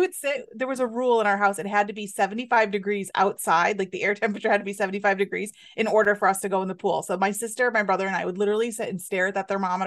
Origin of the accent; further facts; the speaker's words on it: Scranton, Pennsylvania, United States; I grew up in northeastern Pennsylvania